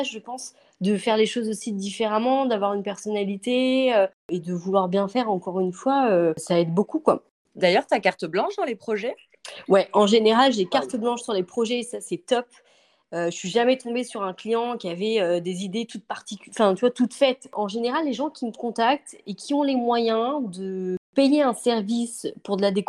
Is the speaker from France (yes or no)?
yes; Angers, Pays de la Loire, France; born there; also born or lived in Paris / Bordeaux; Et c'est vrai que moi, je viens du nord parce que je suis née à Angers. J'ai vécu à Paris, j'ai vécu à Bordeaux.